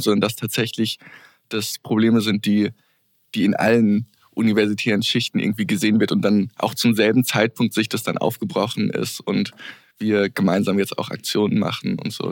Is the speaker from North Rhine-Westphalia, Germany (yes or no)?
no; Hesse, Germany; moved away as an adult; now in Vienna, Austria; ich komme aus Deutschland, was man vielleicht auch hört.